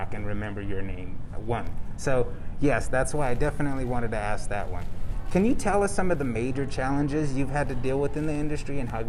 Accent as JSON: {"language": "English", "region": "California", "country": "United States", "moved": "yes", "said": "I'm from California"}